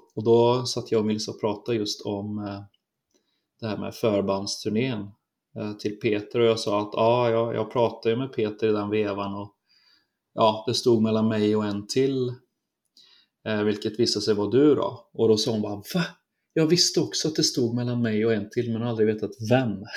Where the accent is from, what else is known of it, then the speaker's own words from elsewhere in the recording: Trollhättan, Västra Götaland, Sweden; lilla pojken från Trollhättan